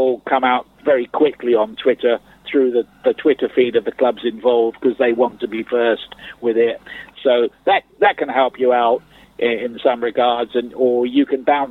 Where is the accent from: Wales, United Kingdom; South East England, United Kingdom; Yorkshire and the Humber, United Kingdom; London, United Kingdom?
South East England, United Kingdom; Portsmouth; I was born in Portsmouth. I grew up there